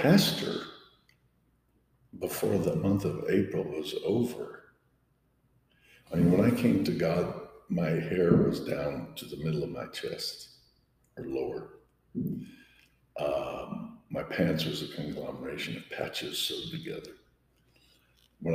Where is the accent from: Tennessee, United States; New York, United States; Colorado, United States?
Colorado, United States; Pueblo; moved away as an adult; also born or lived in Denver / Oklahoma; I was born and raised in Colorado